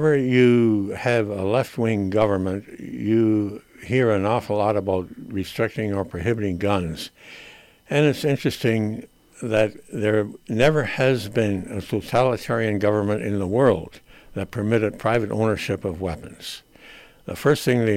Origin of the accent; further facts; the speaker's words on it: Canada; as a Canadian